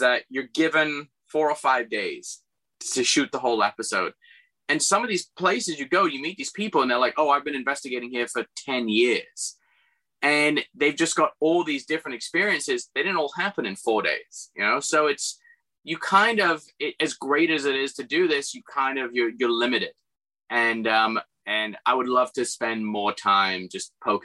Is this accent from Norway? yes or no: no; England, United Kingdom; moved away; my best friend who I grew up with in England